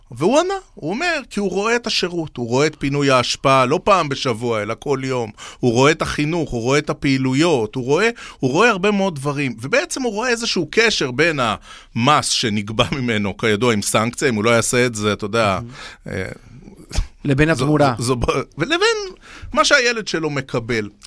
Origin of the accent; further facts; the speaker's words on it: Beersheba, Southern District, Israel; שגור בילדותי, גדלתי בבאר שבע.